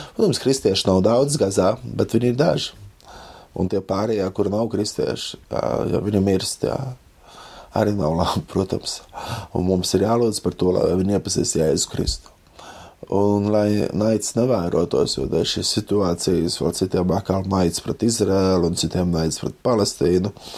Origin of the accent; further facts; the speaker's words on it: Latvia; mēs, Latvieši